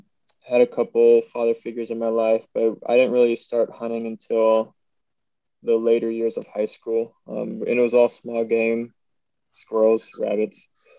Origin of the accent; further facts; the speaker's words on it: Southern Virginia, United States; moved away as an adult; now in Anchorage, United States; So, I grew up in Virginia, Southern Virginia, kind of southwestern, about an hour south of Blacksburg. Grew up just playing in the woods.